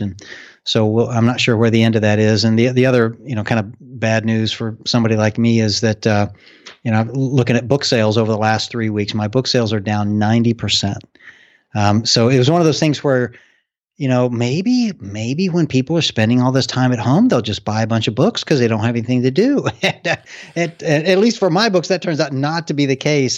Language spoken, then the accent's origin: English; Arkansas, United States; now in Cincinnati, United States; the state of Arkansas, I am